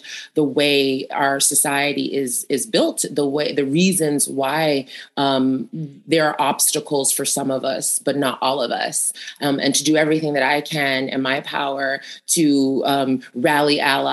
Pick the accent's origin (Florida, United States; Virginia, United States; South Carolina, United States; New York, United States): New York, United States; I grew up in Queens